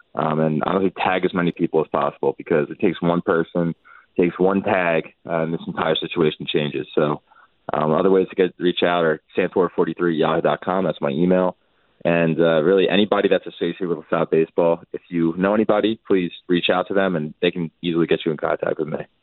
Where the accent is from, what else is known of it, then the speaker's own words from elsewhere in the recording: New Jersey, United States; I'm, I'm from Jersey